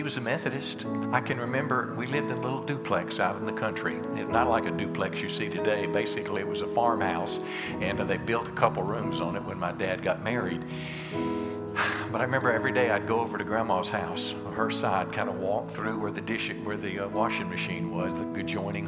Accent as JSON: {"language": "English", "country": "United States", "said": "as American Christians"}